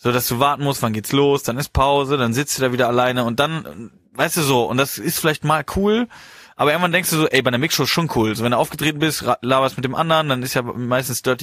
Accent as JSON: {"language": "German", "town": "Horhausen", "region": "Rhineland-Palatinate", "country": "Germany", "said": "ich komme ja da aus dem Rheinland und aus ich sehe Horhausen. aus Horhausen"}